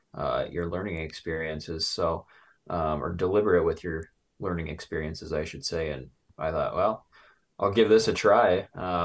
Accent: Torrington, Wyoming, United States; Southeast near the town of Torrington. You know where that's at? Like right up against the Nebraska border, about an hour and a half north of Cheyenne, the capital.

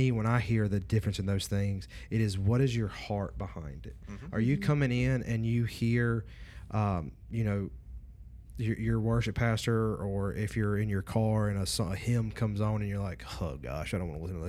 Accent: Louisiana, United States; I'm from North Louisiana.

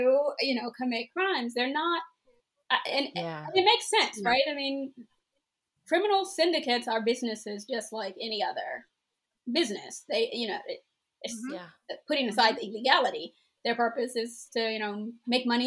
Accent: Maryland, United States; I'm from Maryland

